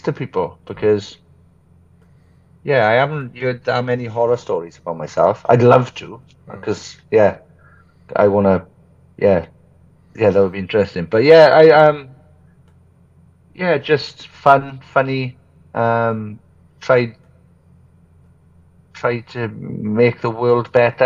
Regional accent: Merthyr Tydfil, Wales, United Kingdom; born or raised there

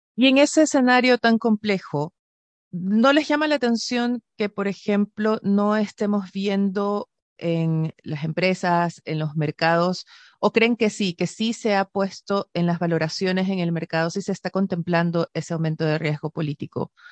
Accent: Ecuador; now in Chile; yo vengo de Ecuador originalmente

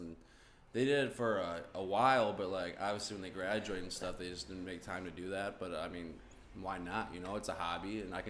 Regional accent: Chicago, Illinois, United States; I'm from the Chicagoland area

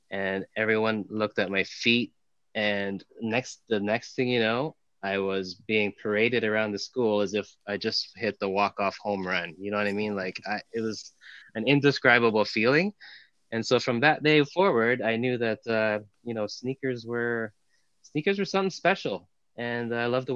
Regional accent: Toronto, Ontario, Canada; born and raised in Toronto. Grew up in North York

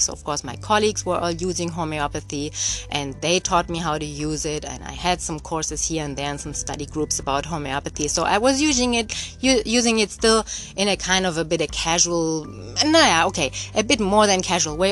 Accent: Germany; moved away; I'm born and raised in Germany

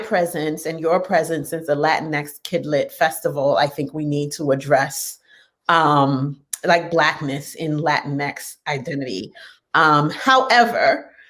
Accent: New York City, New York, United States; I grew up in New York City, but there are a lot of Haitians in New York City, but Bushwick in particular

